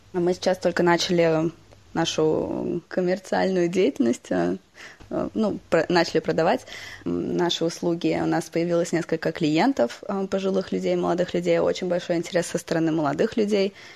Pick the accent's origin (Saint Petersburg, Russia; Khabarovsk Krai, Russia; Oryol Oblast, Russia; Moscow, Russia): Moscow, Russia; moved away; also born or lived in United States / Germany / England; сама родилась в Москве, э, в России